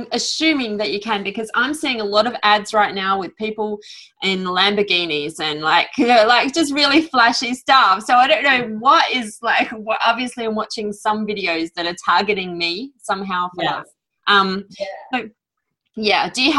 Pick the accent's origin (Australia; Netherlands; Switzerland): Australia; I'm Australian